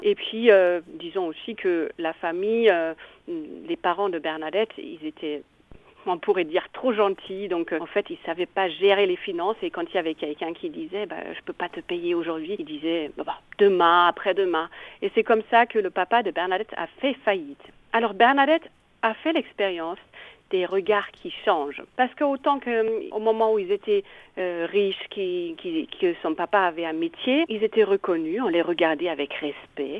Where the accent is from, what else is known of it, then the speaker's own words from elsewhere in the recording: Bavaria, Germany; accent: Bavarian; French is a second language; moved away as an adult; also born or lived in Italy; now in Nevers, France; Je suis d'origine allemande, d'où le petit accent bavarois